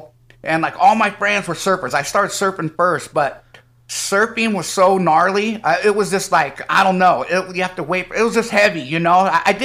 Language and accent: English; Modesto, California, United States; also born or lived in Antioch / Santa Cruz; I was born in Antioch. {S5} Oh. {S3} And then I went to Modesto till like fifth, sixth grade, and then I jammed it to Santa Cruz.